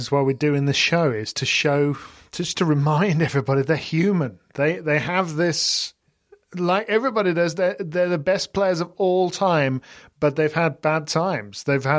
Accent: Sutton Coldfield, West Midlands, United Kingdom; now in Stratford-upon-Avon, United Kingdom; I was born in Sutton Coldfield, went to school in Solly Hall, now live in Stratford-upon-Avon, and I'm looking forward to my next move to the Seychelles.

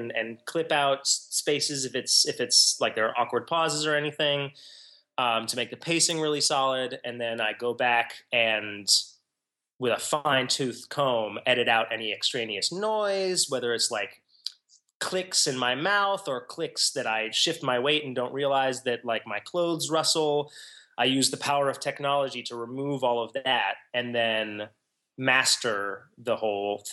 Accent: Washington, District of Columbia, United States; moved away; I was born in Washington, D.C., and I have returned there in adulthood.

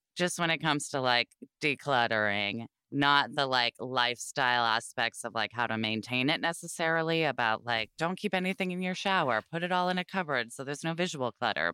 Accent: Portland, Oregon, United States; I grew up in Portland, Oregon

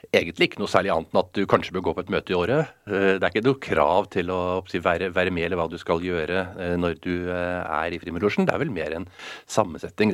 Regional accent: Oslo, Norway; Jeg er oppvokst i Oslo, eh, på Smestad.

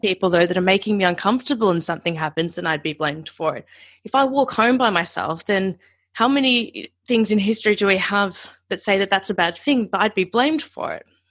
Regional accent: Australia; being an Australian

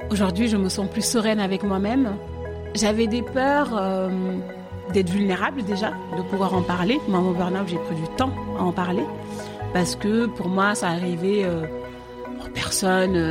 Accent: Paris, Île-de-France, France; also born or lived in Senegal / Marne-la-Vallée; j'ai 31 ans. Je suis née à Paris et mon enfant, je l'ai un peu passé un pas à Paris, un peu au Sénégal, un peu en banlieue parisienne, dans le 77, à Marne-la-Vallée.

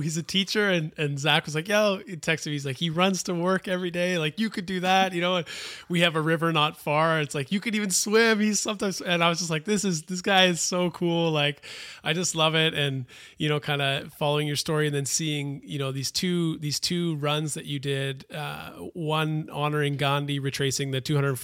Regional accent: Canada; as a Canadian kid

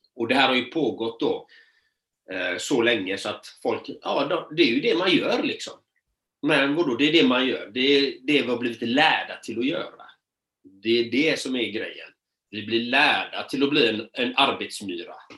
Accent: Sweden; born or raised there

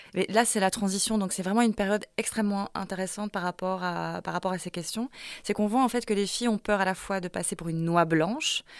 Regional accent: La Louvière, Wallonia, Belgium; j'ai grandi à la Louvière

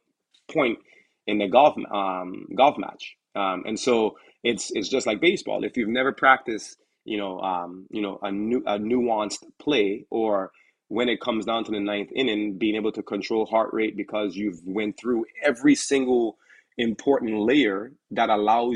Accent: U.S. Virgin Islands; now in United States; I'm originally from the Virgin Islands, St. Thomas

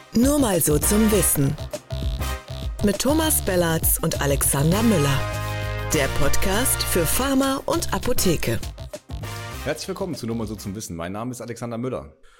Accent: North Rhine-Westphalia, Germany; ich als Westfale

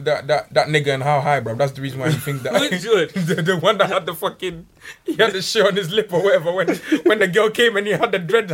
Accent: Ghana; now in United Kingdom; I grew up in Ghana.

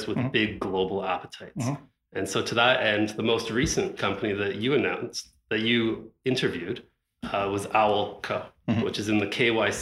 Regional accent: Ottawa, Ontario, Canada; I grew up in Ottawa

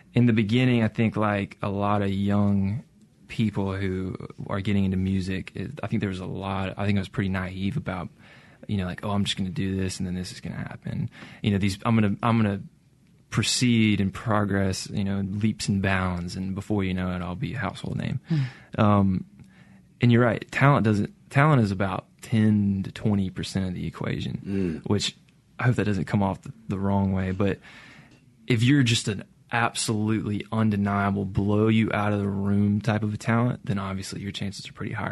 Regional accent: Brandon, Mississippi, United States; I grew up in Brandon

